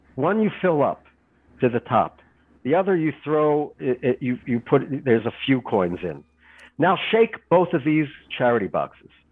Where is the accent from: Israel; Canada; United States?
Israel; I'm from Israel